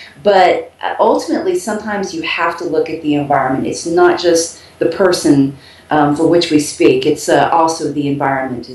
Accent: Texas, United States; moved away as an adult; now in Cuenca, Ecuador; I'm actually from Texas

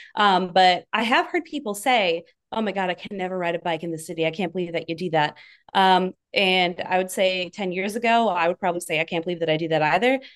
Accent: northern Wisconsin, United States; now in New York City, United States; I was actually born and raised in the Midwest, in, um, northern Wisconsin, in the woods

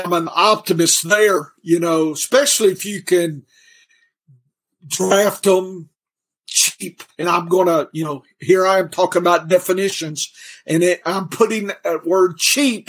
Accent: Louisiana, United States; moved away as an adult; now in Arkansas, United States; lived in Louisiana most of my life

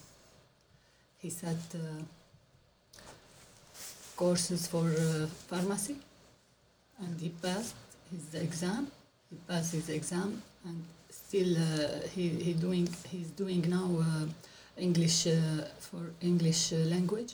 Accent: Aleppo, Aleppo Governorate, Syria; English is a second language; moved away as an adult; now in Australia; I'm from Syria. My background is Syria, from Aleppo. I came here 2016.

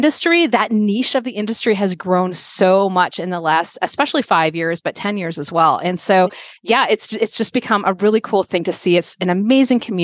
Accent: Minnesota, United States; moved away as an adult; also born or lived in Connecticut; 2011, I moved from the East Coast to Minnesota, where I grew up

